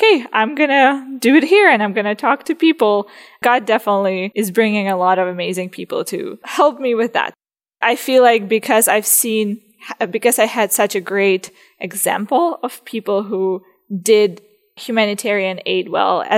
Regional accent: Zaporizhzhia, Zaporizhzhia Oblast, Ukraine; moved away as an adult; now in Abbotsford, Canada; I am Ukrainian. I'm originally from Zaporozhye. It's the eastern part of Ukraine

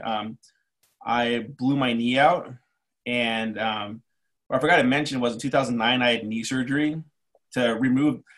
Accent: Los Angeles, California, United States; moved away as an adult; also born or lived in New York City / Chicago; now in Cleveland, United States; I grew up in East

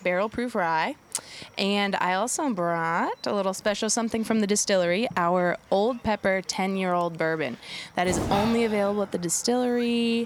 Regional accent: Lexington, Kentucky, United States; I grew up in Lexington

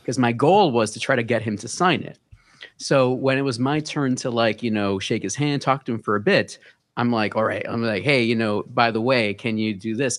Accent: New York City, New York, United States; Born and raised in, uh, Bronx, New York, Hunts Point

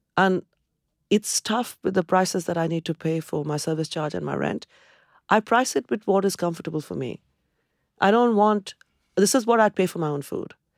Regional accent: Kolkata, West Bengal, India; moved away as an adult; also born or lived in Cambridge, United Kingdom; now in United Kingdom; I come from Calcutta, where there is this abundance of greenery

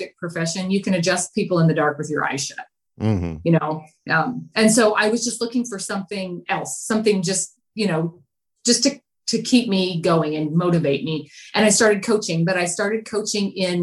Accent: near Bozeman, Montana, United States; born or raised there; moved away

